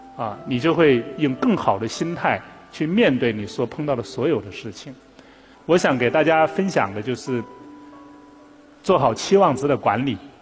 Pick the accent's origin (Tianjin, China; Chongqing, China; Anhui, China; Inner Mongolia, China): Anhui, China; Taihu; moved away as an adult; also born or lived in Beijing; 我是出生在这个大别山区，叫安徽的这个太湖县